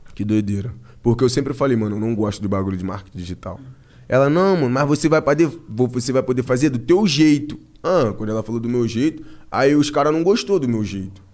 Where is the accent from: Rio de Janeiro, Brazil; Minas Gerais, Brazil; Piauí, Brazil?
Rio de Janeiro, Brazil; also born or lived in Piabetá, Magé; Aqui em São Paulo, mano, eu sou cria do Rio.